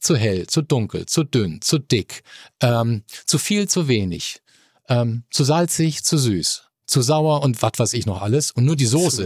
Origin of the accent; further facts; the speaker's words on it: Mannheim, Baden-Württemberg, Germany; now in Hamburg, Germany; Ich komme aus Mannheim, bin Kurpfälzer, äh, bin in der Neckarstadt aufgewachsen